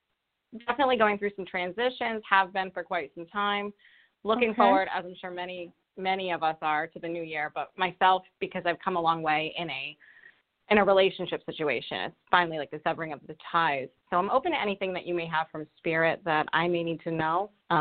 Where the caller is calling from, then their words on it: Rhode Island, United States; I'm calling from Rhode Island.